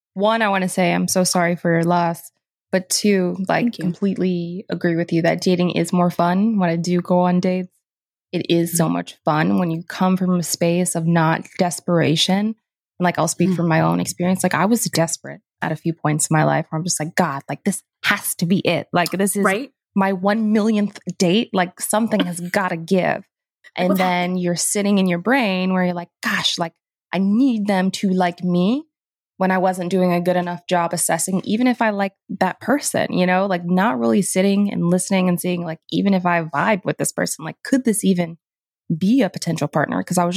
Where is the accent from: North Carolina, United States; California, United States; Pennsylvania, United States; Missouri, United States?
North Carolina, United States; I'm from North Carolina.